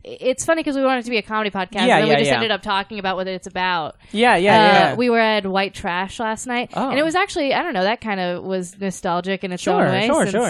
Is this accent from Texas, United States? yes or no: yes; San Antonio, Texas, United States; moved away as an adult; also born or lived in Enid, Oklahoma / New Jersey / Nebraska / Austin; now in New York, United States; I grew up in San Antonio